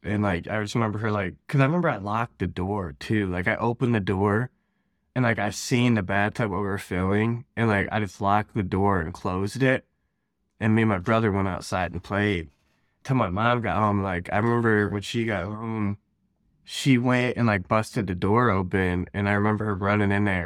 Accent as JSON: {"language": "English", "region": "Ohio", "country": "United States", "tie": "born or raised there", "said": "I'm from Ohio, born and raised out here."}